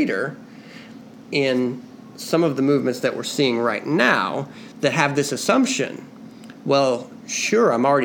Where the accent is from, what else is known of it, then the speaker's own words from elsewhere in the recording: United States; as an American